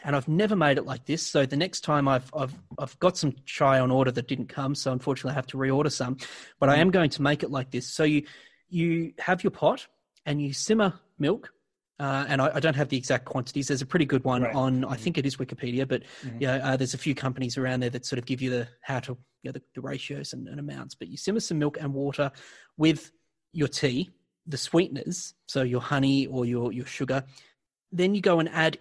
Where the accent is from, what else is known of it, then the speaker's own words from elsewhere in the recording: Australia; as an Australian